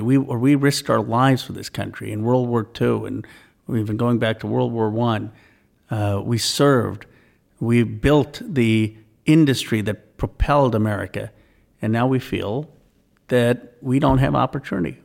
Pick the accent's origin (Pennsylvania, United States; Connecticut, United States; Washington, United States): Pennsylvania, United States; Philadelphia; I was born in Philadelphia, but we would go often to to India uh, in my in the summers